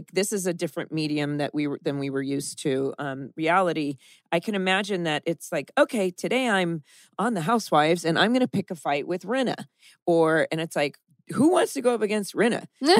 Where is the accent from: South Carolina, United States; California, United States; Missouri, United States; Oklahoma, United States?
California, United States; Dana Point; I grew up in Dana Point.